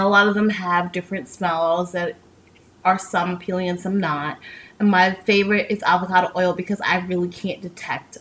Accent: New York, United States; now in Tampa, United States; I'm from New York, and I feel like I was fine when I was in New York

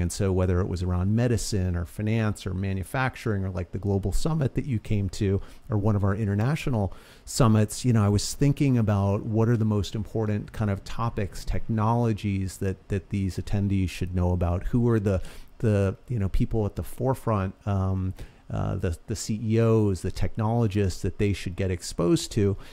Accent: Boston, Massachusetts, United States; also born or lived in New York; I, uh, originally grew up in Boston. I was born in New York, moved up to the suburbs of, uh, of Boston from, like, sixth grade on

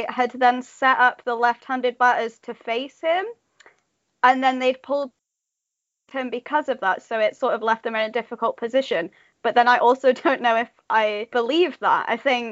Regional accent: United Kingdom

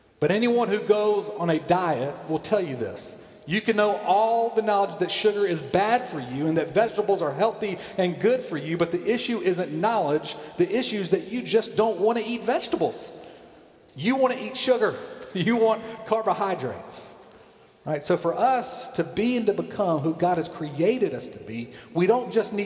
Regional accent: Columbus, Georgia, United States; I watched my mom read growing up in Columbus, Georgia, Reader's Digest.

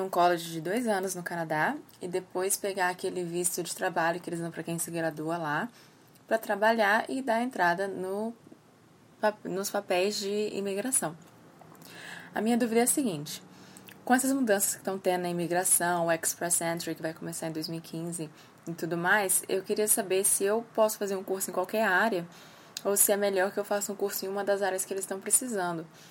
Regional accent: Brasília, Federal District, Brazil; eu sou de Brasília

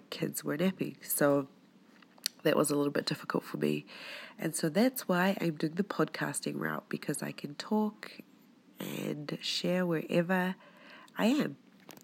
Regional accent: New Zealand; moved away as an adult; also born or lived in Tonga (ancestry); now in Utah, United States; I was born in New Zealand. I'm of Tongan Polynesian descent, and for the past 3 years I've been living here in Utah

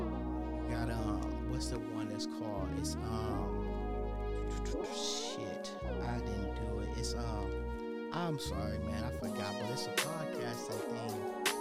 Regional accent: Minnesota, United States; I'm from Minnesota

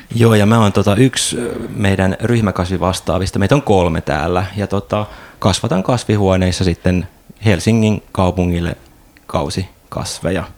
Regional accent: Tampere, Pirkanmaa, Finland; moved away; mä Tampereelta kotoisin

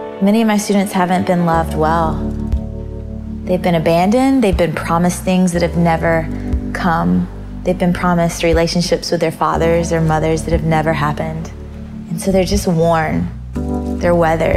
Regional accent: Georgia, United States; born or raised there

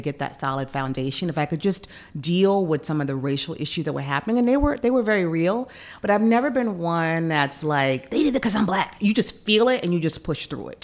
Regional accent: Memphis, Tennessee, United States; moved away; also born or lived in Chicago / New York; Growing up in Memphis

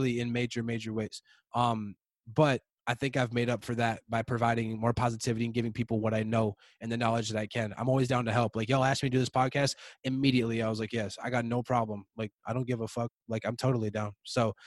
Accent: Prior Lake, Minnesota, United States; the whole 10 years I grew up in Prior Lake

